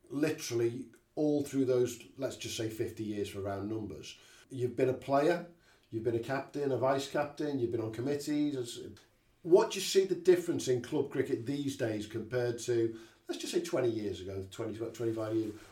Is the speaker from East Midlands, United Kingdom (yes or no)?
yes; South Wingfield, East Midlands, United Kingdom; I'm South Wingfield lad.